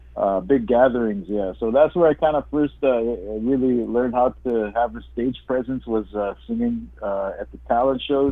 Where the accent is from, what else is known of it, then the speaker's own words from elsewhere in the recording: Little Saskatchewan First Nation, Interlake, Manitoba, Canada; I come from the Little Saskatchewan First Nation, located in the heart mm-hmm. of the mm-hmm. Interlake